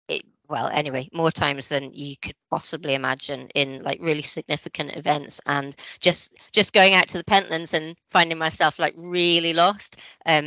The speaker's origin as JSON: {"language": "English", "town": "Aberdeen", "region": "Scotland", "country": "United Kingdom", "tie": "born or raised there", "also_born_or_lived": "London", "moved": "as an adult", "lives_now": "Edinburgh, United Kingdom", "said": "I'm from Scotland, although no one ever believes I'm born and bred Aberdonian"}